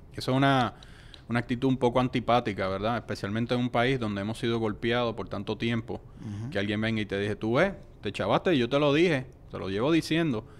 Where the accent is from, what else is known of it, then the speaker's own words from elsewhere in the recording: Puerto Rico; also born or lived in New Delhi, India / United States; somos una colonia de los Estados Unidos